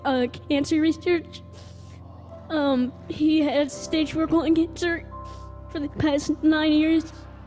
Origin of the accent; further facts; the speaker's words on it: Yorba Linda, California, United States; Yorba Linda, California.